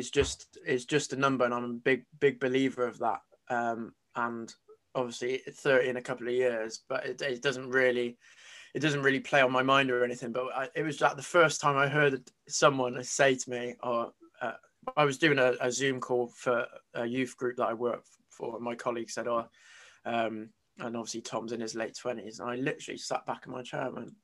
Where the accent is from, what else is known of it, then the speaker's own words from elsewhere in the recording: Gloucester, South West England, United Kingdom; I'm from Gloucester, so in the southwest of England